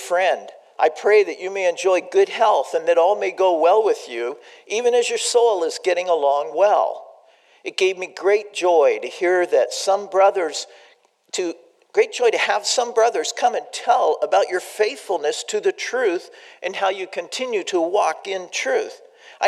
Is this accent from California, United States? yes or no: yes; San Diego, California, United States; I grew up in San Diego